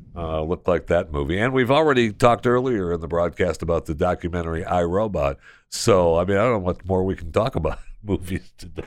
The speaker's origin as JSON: {"language": "English", "country": "United States", "said": "as an American"}